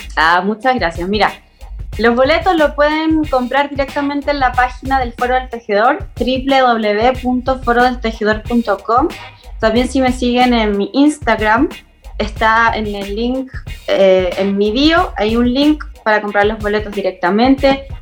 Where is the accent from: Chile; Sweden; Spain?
Chile; moved away as an adult; now in Mexico City, Mexico; soy cantadora chilena, italo-chilena. Me vine a México hace dos años